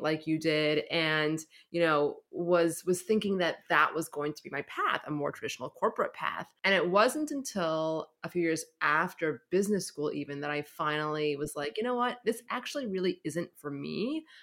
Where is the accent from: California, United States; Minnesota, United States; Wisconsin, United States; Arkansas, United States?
California, United States; San Francisco; I grew up in San Francisco